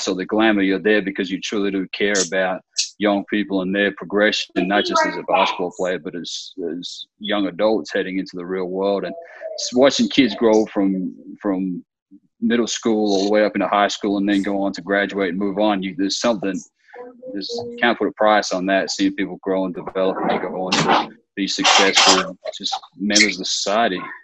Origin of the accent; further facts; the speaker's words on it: Australia; moved away as an adult; now in United States; I'm originally from Australia, so I grew up in Australia and spent my whole childhood in Australia. I didn't come here until uh, I was in college